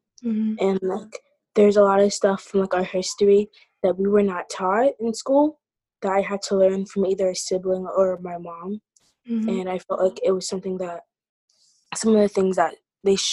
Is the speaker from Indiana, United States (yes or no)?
no; Iowa, United States; being born and raised in Iowa